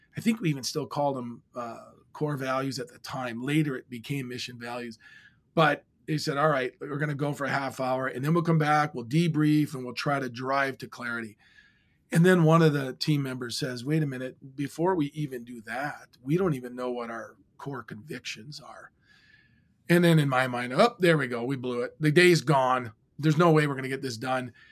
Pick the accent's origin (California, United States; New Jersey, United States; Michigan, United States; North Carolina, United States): Michigan, United States; Iron Mountain; moved away; growing up in my hometown, which I've since moved back to in Iron Mountain, Michigan